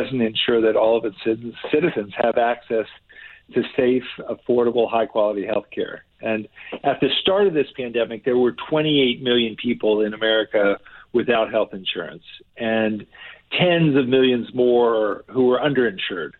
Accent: New Jersey, United States; New Jersey, this is my home state. I grew up here.

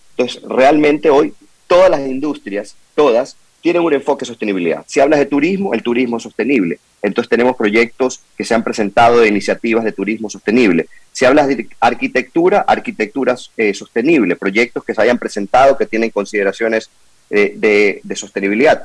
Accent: Ecuador; como ecuatorianos

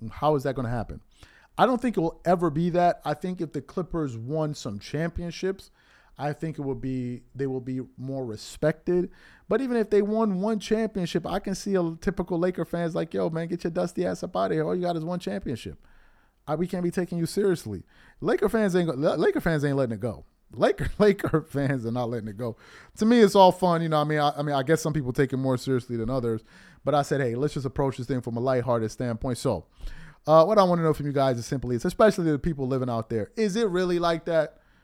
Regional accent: New York City, New York, United States; growing up in New York

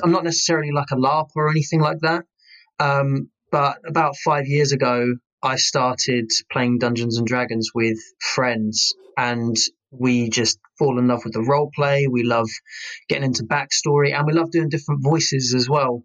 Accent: Kent, South East England, United Kingdom; moved away; I am originally from Kent, and we had a place in Chatham

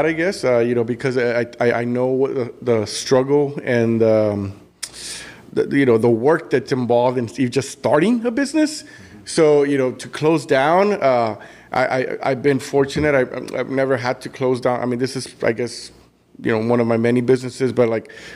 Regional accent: Brownsville, Texas, United States; also born or lived in McAllen, Texas; when I first moved back to the Valley, you know, my family is in Bronzeville, but I worked here in McAllen

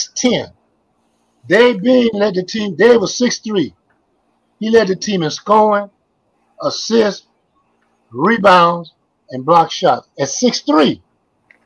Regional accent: Miami, Florida, United States; I'm from Miami now

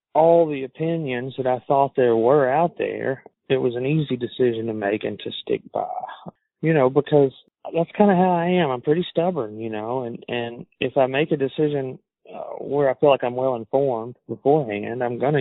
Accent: Alabama, United States; accent: southern; I'm from Alabama and I have a southern accent

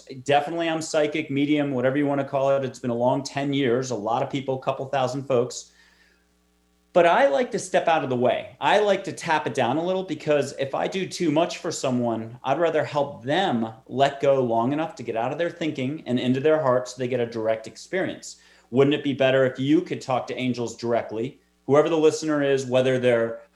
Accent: East Coast, United States; moved away as an adult; also born or lived in New York City; now in Texas, United States; I'm from the East Coast. I'm in Texas now

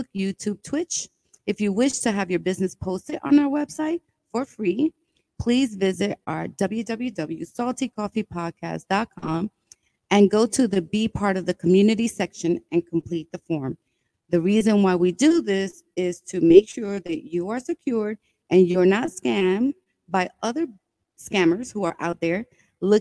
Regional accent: New York City, New York, United States; also born or lived in Brooklyn, New York / Bronx, New York; I was born in Brooklyn, raised in Washington Heights, and now I live in the Bronx.

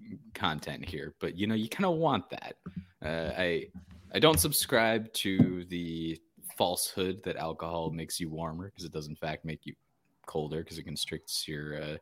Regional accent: Phoenix, Arizona, United States; Born and bred in Phoenix, Arizona.

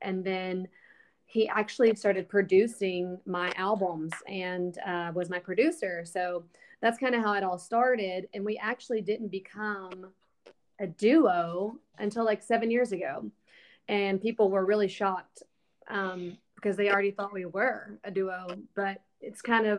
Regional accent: Alabama, United States; moved away as an adult; now in Nashville, United States; Well, for me, I moved to Nashville when I was 19 from Alabama.

